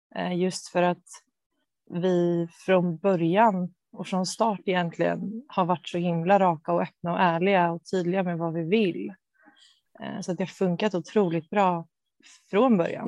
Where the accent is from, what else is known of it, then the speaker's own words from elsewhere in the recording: Bo, outside Stockholm, Stockholm County, Sweden; also born or lived in Motala; jag är uppvuxen utanför Stockholm, eh, i Bo